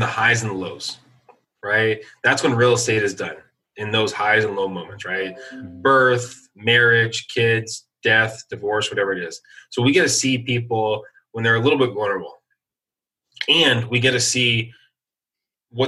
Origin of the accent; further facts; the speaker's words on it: San Diego, California, United States; moved away as an adult; I just never had roots back into my hometown of San Diego